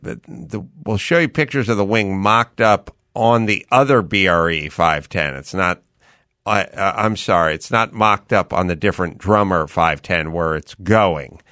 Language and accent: English; San Fernando Valley, California, United States; I grew up in the San Fernando Valley and I grew up without air conditioning